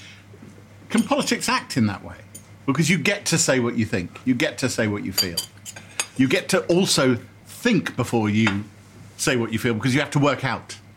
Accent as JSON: {"language": "English", "town": "Harrow", "region": "London", "country": "United Kingdom", "tie": "born or raised there", "said": "we both grew up in the London borough of Harrow"}